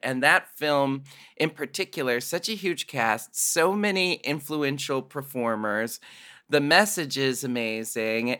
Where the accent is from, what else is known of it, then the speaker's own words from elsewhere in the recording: Portland, Oregon, United States; I grew up in Portland, Oregon